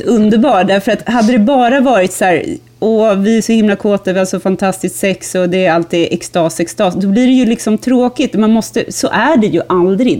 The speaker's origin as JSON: {"language": "Swedish", "town": "Stockholm", "region": "Stockholm County", "country": "Sweden", "said": "som stockholmare"}